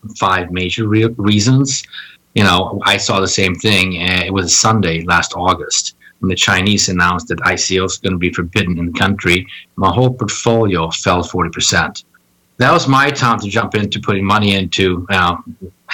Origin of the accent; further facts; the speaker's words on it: Stockholm, Stockholm County, Sweden; also born or lived in Washington, D.C.; now in New York, United States; I originally was born and raised in Stockholm, Sweden